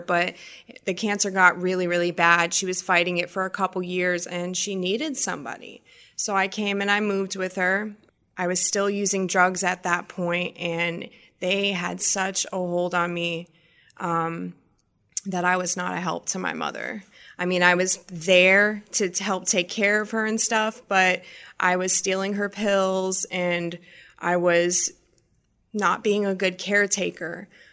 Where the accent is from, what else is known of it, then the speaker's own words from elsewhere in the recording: Massachusetts, United States; growing up, I grew up in Massachusetts